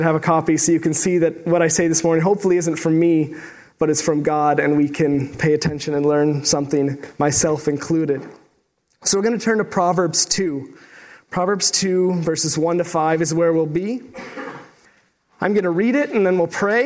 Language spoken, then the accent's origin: English; Sault Ste. Marie, Ontario, Canada; moved away as an adult; also born or lived in Waterloo, Ontario; I'm from Sault Ste. Marie, Ontario, originally, so I'm a small town boy myself